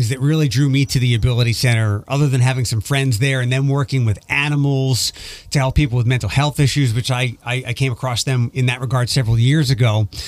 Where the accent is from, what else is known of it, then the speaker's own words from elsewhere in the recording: East Coast, United States; But I'm like coming from the East Coast where people won't look at you, and if they do look at you, they're usually giving you the middle finger